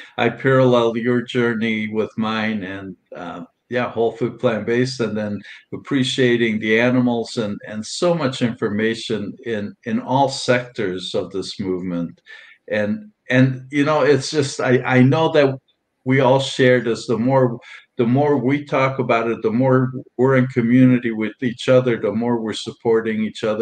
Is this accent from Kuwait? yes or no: no; Transylvania, Romania; now in United States; I was born in Transylvania and Romania, and there were no vegans back there at that time. And this has been a while, and at that time back there. In fact, I grew up in a small town